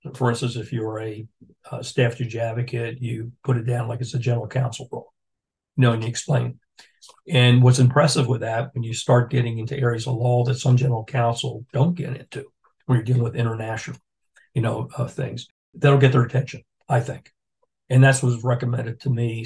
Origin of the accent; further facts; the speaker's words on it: Philadelphia, Pennsylvania, United States; moved away as an adult; also born or lived in Washington / Newport; now in Jacksonville, United States; I'm from Philadelphia